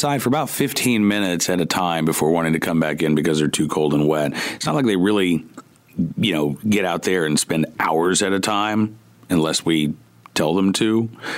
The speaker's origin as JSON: {"language": "English", "region": "Oklahoma", "country": "United States", "tie": "born or raised there", "moved": "yes", "lives_now": "Central Virginia, United States", "said": "I grew up in Oklahoma, 100, 105. I'm used"}